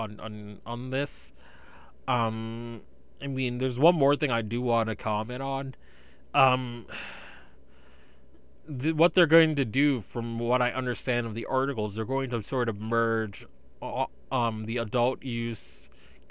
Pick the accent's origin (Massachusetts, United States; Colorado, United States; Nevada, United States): Massachusetts, United States; my home state of Massachusetts